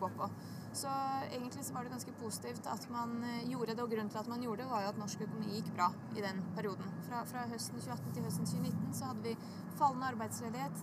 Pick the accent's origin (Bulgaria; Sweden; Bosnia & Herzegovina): Bosnia & Herzegovina; now in Oslo, Norway; i Bosnia, der jeg kommer fra